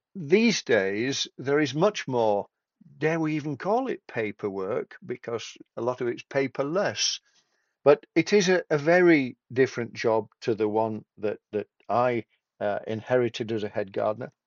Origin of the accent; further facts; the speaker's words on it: Tadcaster, Yorkshire and the Humber, United Kingdom; I come from Tadcaster between York and Leeds.